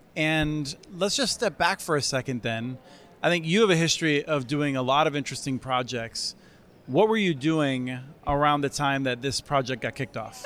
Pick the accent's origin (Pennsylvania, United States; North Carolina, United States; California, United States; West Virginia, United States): Pennsylvania, United States; Eastern; now in Minnesota, United States; I grew up in Eastern Pennsylvania